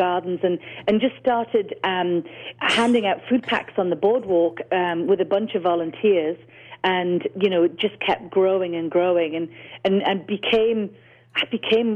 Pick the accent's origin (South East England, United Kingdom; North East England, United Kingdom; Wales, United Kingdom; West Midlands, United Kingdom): North East England, United Kingdom; Newcastle upon Tyne; moved away as an adult; now in Los Angeles, United States; I'm from the north. I forget that I have an accent, but I'm from the north of England, a small town called Newcastle.